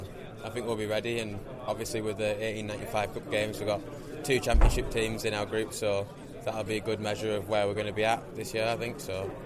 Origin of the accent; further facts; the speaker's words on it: Durham, North East England, United Kingdom; moved away; I'm from Durham, so I mean, so I can stay at my mum and dad's house